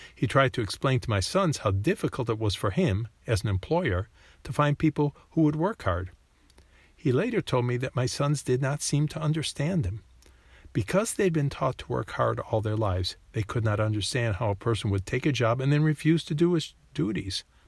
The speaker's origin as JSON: {"language": "English", "country": "United States", "tie": "born or raised there", "said": "When I was a child growing up in the United States"}